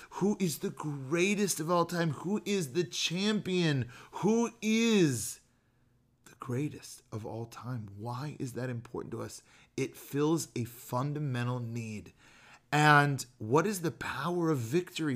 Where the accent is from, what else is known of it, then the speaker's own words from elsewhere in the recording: Bay Area, Marin County, California, United States; moved away as an adult; now in Chicago, United States; we grew up in the Bay Area, like Marin County, near San Francisco